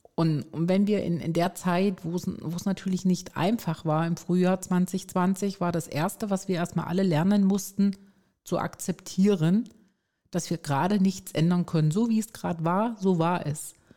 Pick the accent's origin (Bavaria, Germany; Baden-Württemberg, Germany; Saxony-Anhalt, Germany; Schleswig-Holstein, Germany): Baden-Württemberg, Germany; Stuttgart; komme aus Stuttgart